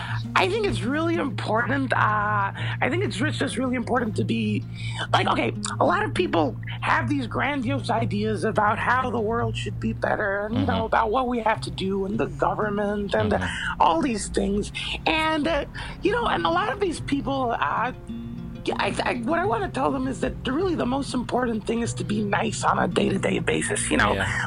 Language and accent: English; New York, United States; because I'm a New Yorker and I can be antisocial.